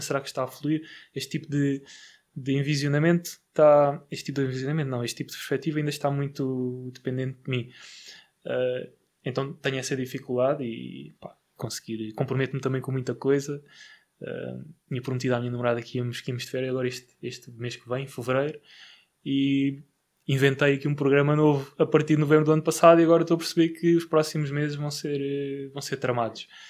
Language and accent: Portuguese; Barreiro, Setúbal, Portugal; sou do Barreiro